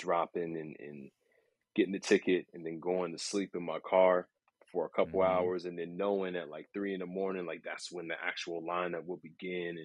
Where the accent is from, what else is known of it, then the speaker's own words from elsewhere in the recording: Northern Virginia, United States; moved away as an adult; now in New York City, United States; I'm born and raised in Northern Virginia